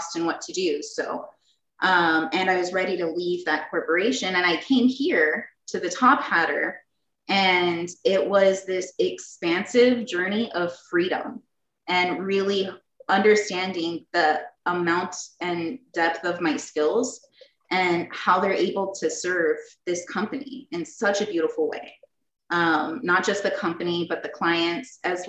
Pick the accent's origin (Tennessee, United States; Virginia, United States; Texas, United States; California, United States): Texas, United States; San Antonio; moved away as an adult; now in Phoenix, United States; I grew up in San Antonio, Texas, and came out here to Phoenix, Arizona when I was about 19